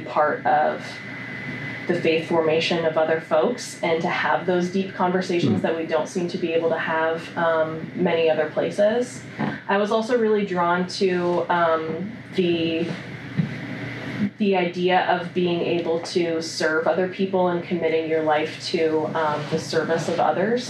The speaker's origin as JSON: {"language": "English", "town": "Upper Arlington", "region": "Ohio", "country": "United States", "tie": "born or raised there", "said": "I grew up in Columbus. I grew up in Upper Arlington, graduated from Upper Arlington High School"}